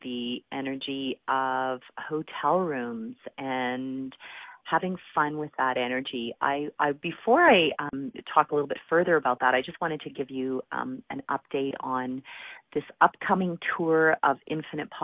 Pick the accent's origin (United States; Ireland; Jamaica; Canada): Canada; Calgary, Alberta; my hometown of Calgary, Alberta